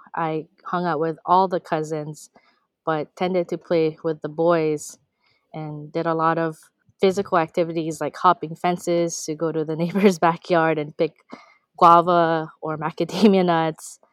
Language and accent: English; Honolulu, Hawaii, United States; also born or lived in Ilocos Region, Philippines; grew up primarily in Honolulu, Hawaii, in Kalihi Palama